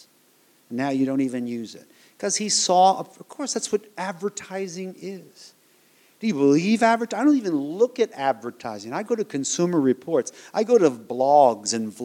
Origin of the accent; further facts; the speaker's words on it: United States; moved away as an adult; I was born in the United States of America